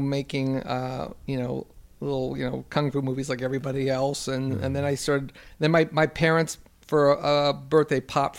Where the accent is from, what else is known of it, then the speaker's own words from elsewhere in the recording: Los Angeles, California, United States; It seems weird because I grew up in West